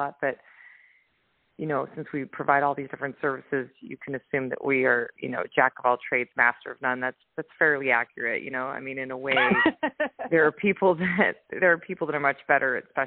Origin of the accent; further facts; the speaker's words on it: Utah, United States; now in Oahu, United States; I'm originally from Utah. I'm living right now on the North Shore in Oahu.